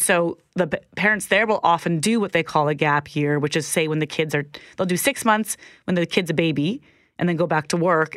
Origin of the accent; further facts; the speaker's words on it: Minnedosa, Manitoba, Canada; also born or lived in Zimbabwe; growing up in Minnedosa in the seventies and eighties